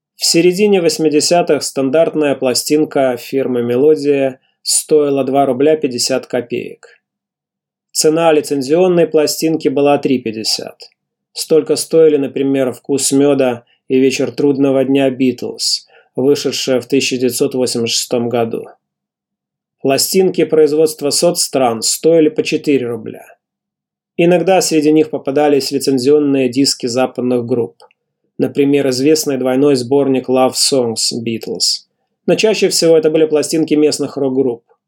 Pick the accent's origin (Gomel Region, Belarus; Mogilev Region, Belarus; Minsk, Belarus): Mogilev Region, Belarus; Mogilev; в родном городе Могилеве